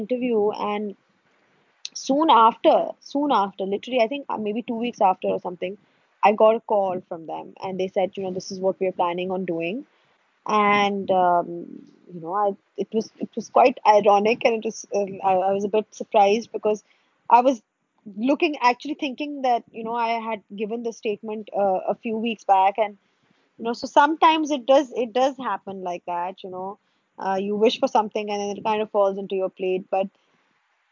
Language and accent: English; Pakistan; as a Pakistani